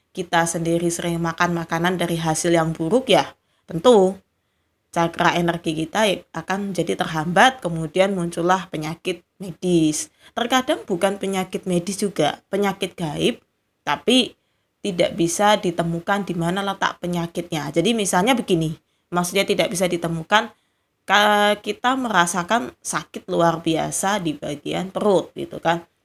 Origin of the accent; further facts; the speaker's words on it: Java, Indonesia; Tetapi saya sendiri juga belum pernah mempraktekkan meskipun saya orang Jawa juga ya.